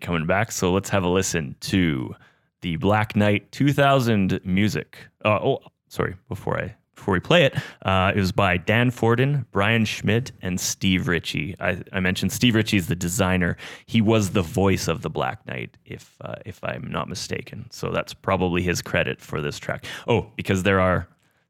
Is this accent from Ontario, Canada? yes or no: no; Terrace, British Columbia, Canada; where I grew up in Terrace, BC